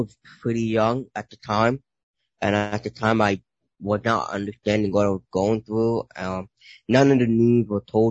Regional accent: New York City, New York, United States; I was born in Brooklyn, born and raised in Brooklyn

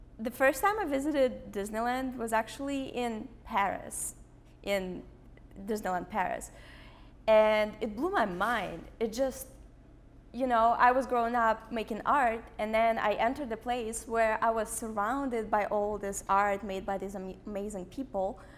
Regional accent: Moscow, Russia; English is a second language; now in San Francisco, United States; I grew up in Russia, by the way, in Moscow.

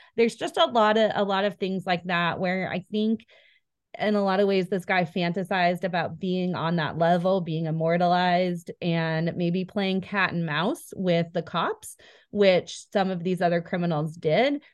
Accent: Spokane, Washington, United States; moved away as an adult; also born or lived in Coeur d'Alene, Idaho; now in Idaho, United States; I grew up in Spokane

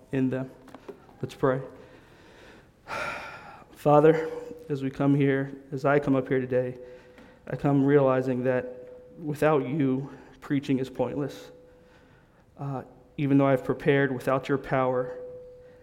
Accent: Darby, Pennsylvania, United States; I was growing up in Mount Zion, AME. AME stands for African Methodist Episcopal Church in Darby, Pennsylvania

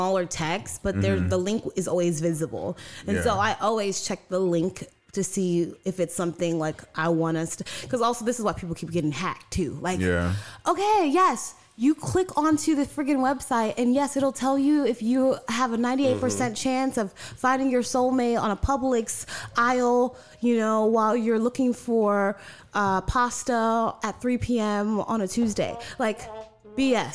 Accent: New York City, New York, United States; I grew up in Brooklyn, New York

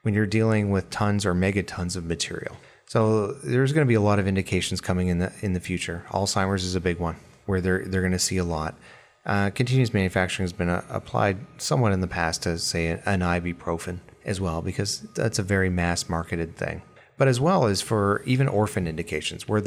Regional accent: Alberta, Canada; I grew up in Alberta, Canada, with the oil industry

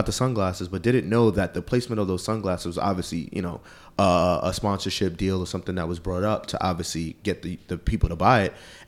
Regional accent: New York City, New York, United States; I'm from Queens.

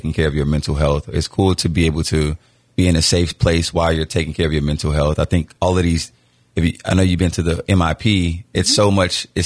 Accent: Miami, Florida, United States; I'm from Miami, Florida

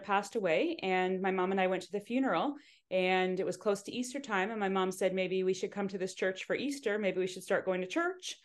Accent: Hamilton, Ontario, Canada; I was born in Hamilton and, uh, so not too far from here.

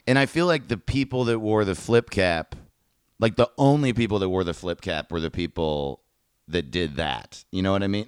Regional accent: Greenwood Lake, New York, United States; I'm from Greenwood Lake, New York

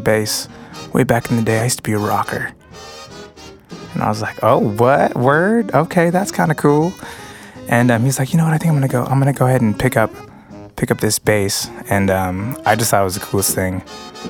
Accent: San Diego, California, United States; also born or lived in National City, California; I moved from National City to Paradise Hills at the time, so I didn't really have any friends from my elementary school

